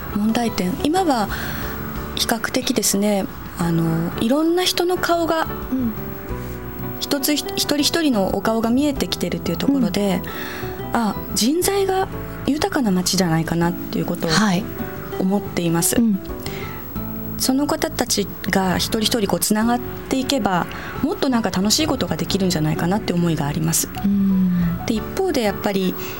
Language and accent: Japanese; Nishitokyo, Tokyo, Japan; 自分はここで生まれ育ってしかもこの土地で、えー、新しい家族を作